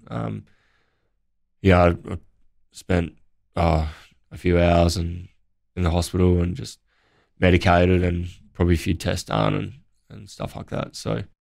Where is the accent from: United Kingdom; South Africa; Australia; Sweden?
Australia; Naracoorte, South Australia; growing up in Narracort